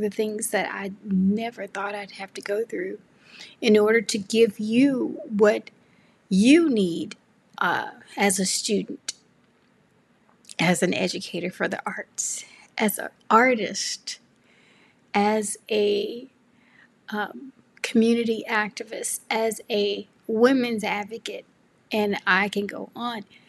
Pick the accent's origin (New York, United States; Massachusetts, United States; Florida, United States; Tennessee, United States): Tennessee, United States; Memphis; moved away as an adult; now in California, United States; I grew up in Memphis, Tennessee